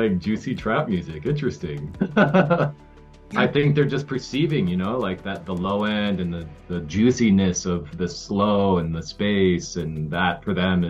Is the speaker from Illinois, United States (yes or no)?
no; Colorado, United States; now in Lake Atitlán, Guatemala; where I grew up in Colorado